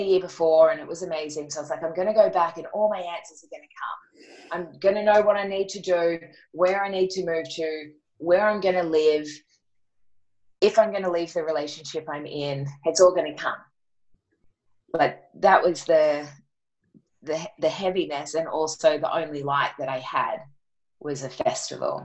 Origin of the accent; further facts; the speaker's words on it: Batemans Bay, New South Wales, Australia; I went back to my hometown, which is Batemans Bay in New South Wales.